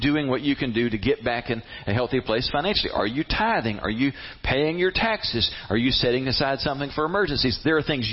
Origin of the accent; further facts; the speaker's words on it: United States; I'm an American